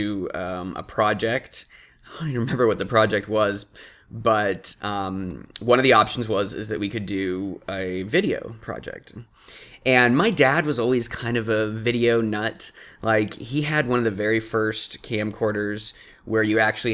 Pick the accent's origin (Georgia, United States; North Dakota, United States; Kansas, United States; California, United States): California, United States; Atascadero; I grew up in Atascadero, California